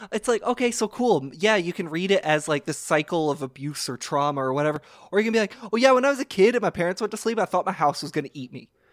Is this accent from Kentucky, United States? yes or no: yes; Kentucky, United States; growing up in Kentucky, you go to gr-, your grandparents' house in Meade County